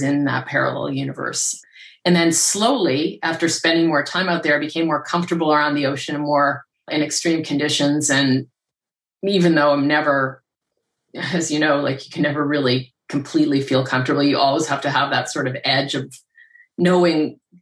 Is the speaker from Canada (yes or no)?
yes; Canada; I grew up around lakes in Canada